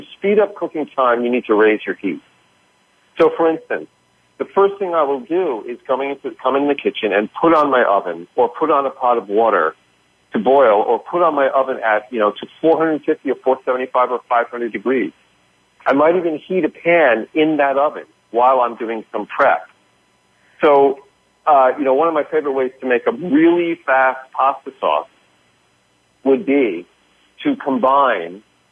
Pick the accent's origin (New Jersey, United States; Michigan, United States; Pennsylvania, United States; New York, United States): New York, United States; the Northeast where I'm from. I'm from New York